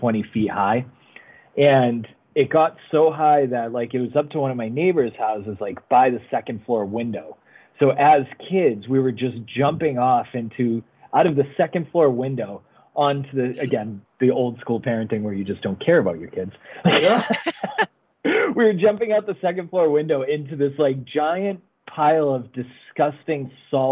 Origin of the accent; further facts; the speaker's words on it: Massachusetts, United States; growing up in Mass, Stephanie